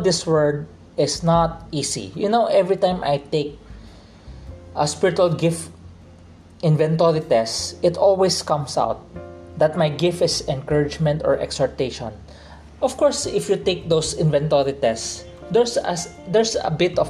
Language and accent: English; Philippines; I'm a Chinese, grew up in a Filipino culture, I'm a Filipino Chinese right now